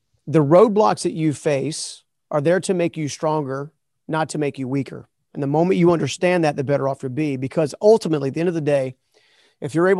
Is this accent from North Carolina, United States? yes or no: yes; North Carolina, United States; I'm from North Carolina